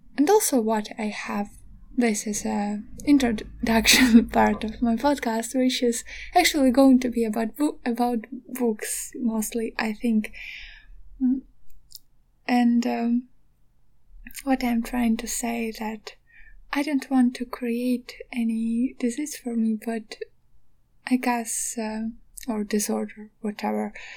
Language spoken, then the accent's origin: English; Donetsk, Donetsk Oblast, Ukraine; moved away as an adult; now in Kyiv, Ukraine; I am actually from Donetsk. Additionally, like I had to flee from my home like uh, nine years ago